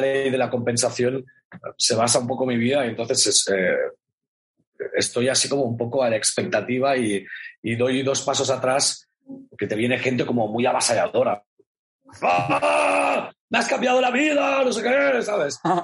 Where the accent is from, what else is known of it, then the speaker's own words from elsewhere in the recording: Catalonia, Spain; esto soy muy catalán